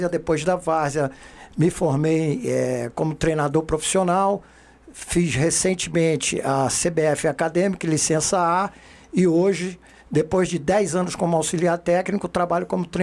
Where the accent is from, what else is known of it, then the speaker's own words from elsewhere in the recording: Rio de Janeiro, Brazil; also born or lived in Recife; eu sou pernambucano de origem, nasci em Recife em 1963, sou dos anos 60, é, tenho 59 anos. Mas assim que eu nasci, minha família se transferiu para o Rio de Janeiro e eu fui criado nos subúrbios do Rio de Janeiro, da Central do Brasil.